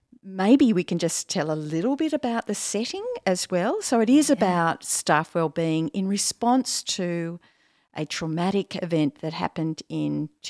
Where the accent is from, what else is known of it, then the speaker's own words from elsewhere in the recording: South Coast of New South Wales, Australia; this is my country